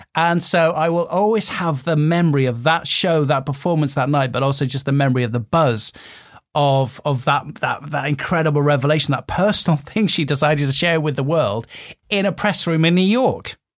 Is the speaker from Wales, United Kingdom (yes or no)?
yes; Wales, United Kingdom; growing up in Wales